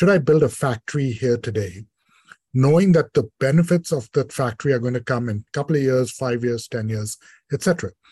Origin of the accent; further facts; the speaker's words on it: India; moved away; I grew up in India